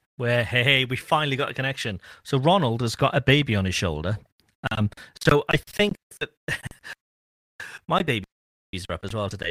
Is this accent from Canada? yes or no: no; Cardiff, Wales, United Kingdom; I'm from Cardiff, which is the city where everybody speaks English